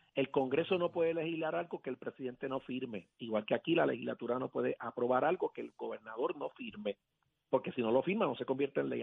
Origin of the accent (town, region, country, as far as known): Puerto Rico